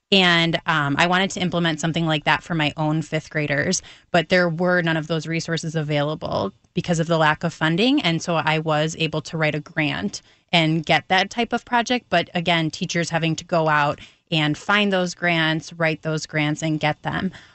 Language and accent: English; Naperville, Illinois, United States; also born or lived in Riverside, Illinois; I grew up in the Naperville School District